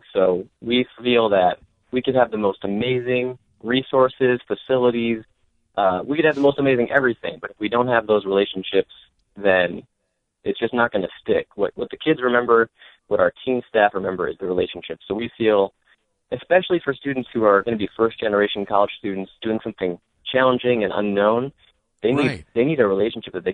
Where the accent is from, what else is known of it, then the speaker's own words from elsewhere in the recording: Michigan, United States; also born or lived in Jersey City, New Jersey; back to Detroit, back to my home state